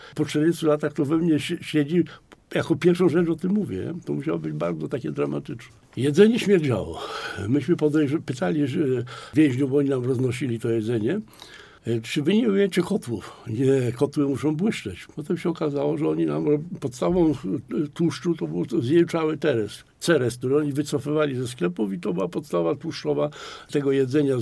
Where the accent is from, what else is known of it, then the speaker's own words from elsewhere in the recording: Poznań, Greater Poland, Poland; u nas w Poznaniu